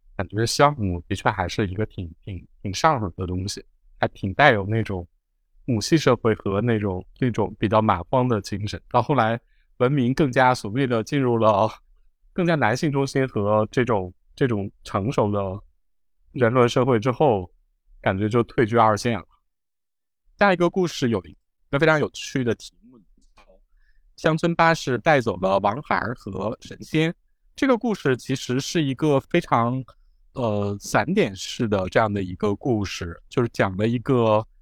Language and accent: Chinese; Northeast China, China; 因为我是东北人，我就很明显地想到了一些我们东北的这种各种，各种乱七八糟的传说